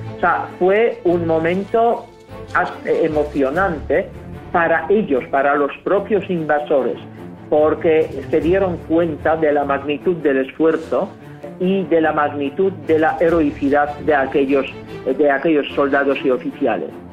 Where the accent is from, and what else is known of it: Poland; Spanish is a second language